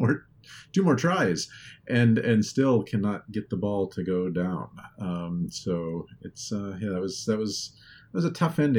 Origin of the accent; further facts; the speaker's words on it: Los Angeles, California, United States; moved away; the folks in my hometown playing my hometown team